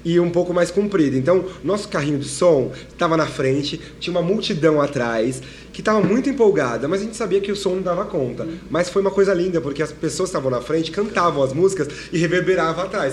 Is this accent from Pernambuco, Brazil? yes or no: no; São Paulo, Brazil; eu sou de São Paulo, somos de São Paulo